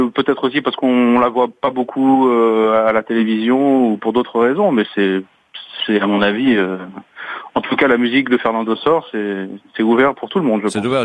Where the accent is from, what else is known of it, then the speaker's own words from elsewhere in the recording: Paris, Île-de-France, France; moved away as an adult; now in Strasbourg, France; je suis né à Paris et j'y ai vécu pendant une vingtaine d'années, mais ça fait maintenant... J'ai vécu plus longtemps maintenant en Alsace qu'à Paris.